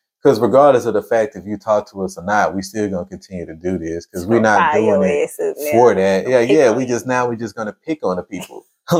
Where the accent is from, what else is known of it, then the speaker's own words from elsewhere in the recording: United States; We're not African-Americans. We're Native people, bro. We're from America.